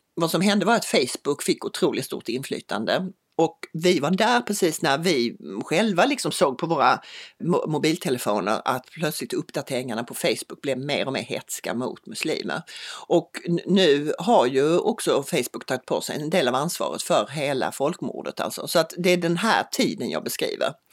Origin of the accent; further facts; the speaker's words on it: Lund, Skåne, Sweden; moved away as an adult; also born or lived in Bangladesh / Myanmar; min dotter går i en skola här i Lund där hennes storebror har gått, hennes morfar gick där, hennes morbröder gick där, jag råkade gå på en annan skola.